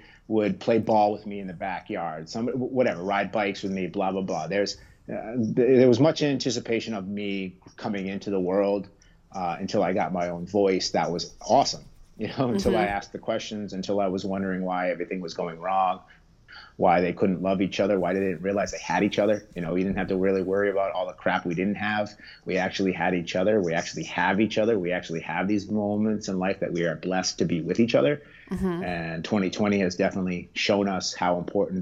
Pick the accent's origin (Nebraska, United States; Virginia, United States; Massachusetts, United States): Massachusetts, United States; Harwich; also born or lived in Brooklyn; So we're from Cape Cod. We're from Harwich. I spent most of my first 11 years in Harwich